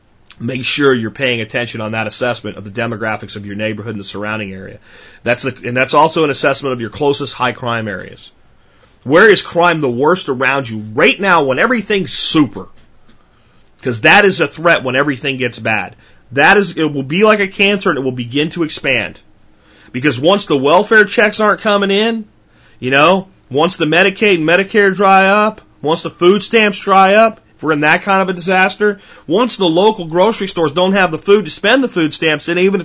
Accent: Jacksonville, Florida, United States; also born or lived in Pennsylvania; I grew up some in Jacksonville, Florida, which is a big city and has some really bad, bad places in it, and out in the country in Pennsylvania.

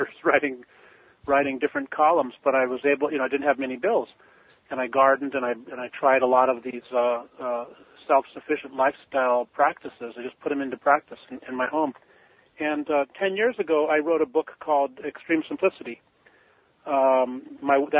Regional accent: Pasadena, California, United States; I grew up in the Pasadena, Altadena area of Southern California

